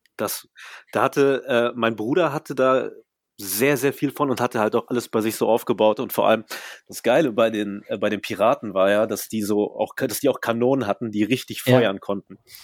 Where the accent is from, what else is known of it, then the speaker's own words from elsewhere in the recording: Germany; ich bin ja immerhin in Deutschland aufgewachsen